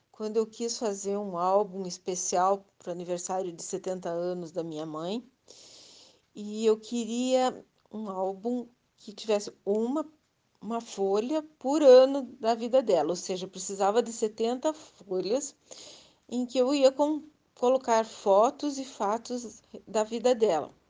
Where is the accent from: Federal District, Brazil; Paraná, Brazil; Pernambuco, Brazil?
Paraná, Brazil; Curitiba; sou de Curitiba, Paraná.